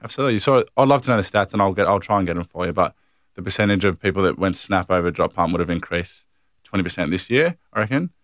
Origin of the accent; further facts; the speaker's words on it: Longwarry, Victoria, Australia; also born or lived in Warragul; we grew up in Long Warrior, which is a town ten minutes